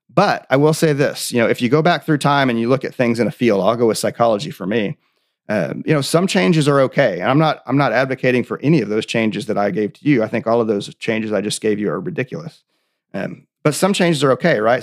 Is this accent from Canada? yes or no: no; Oklahoma, United States; I'm from Oklahoma